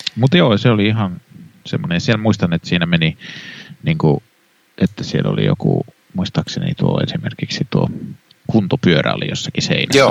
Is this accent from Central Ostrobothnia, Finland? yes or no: yes; Kannus, Central Ostrobothnia, Finland; moved away; minä olen kannuksesta kotoisin